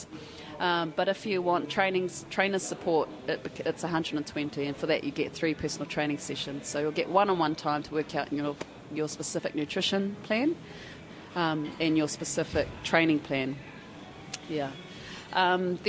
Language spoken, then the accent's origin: English; Gisborne, New Zealand; moved away as an adult; now in Wellington, New Zealand; I come from Gisborne, low socioeconomic area